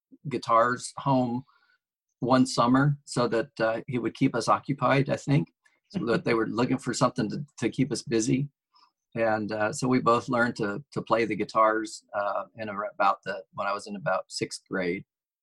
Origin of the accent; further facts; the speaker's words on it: Chicago, Illinois, United States; also born or lived in Forest Park, Georgia / Jonesboro, Georgia; So I was born in Chicago, and, when I was about two, we moved to Georgia, and he worked in Atlanta. So we lived in Forest Park, Georgia for 2 years. And then we lived in Jonesboro, for 2 years in Georgia.